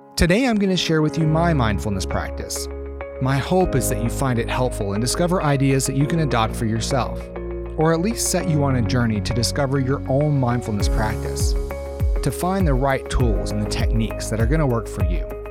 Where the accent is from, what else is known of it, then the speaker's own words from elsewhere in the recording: Arkansas, United States; moved away as an adult; also born or lived in Austin, Texas; I grew up in the South, in Arkansas. I moved to Austin, Texas for graduate school